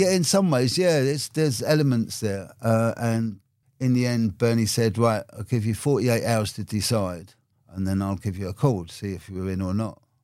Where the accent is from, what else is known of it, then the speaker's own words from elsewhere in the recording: London, United Kingdom; I grew up in Brixton and Labrador Grove